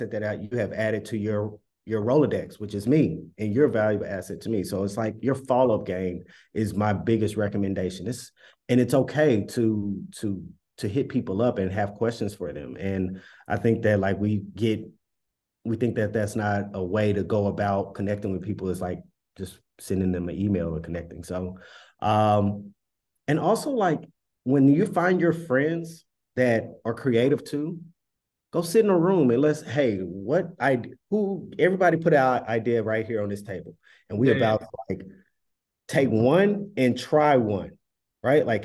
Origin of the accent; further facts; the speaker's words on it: Dallas, Texas, United States; moved away as an adult; now in Brooklyn, United States; originally from Dallas, but I stay in Bed-Stuy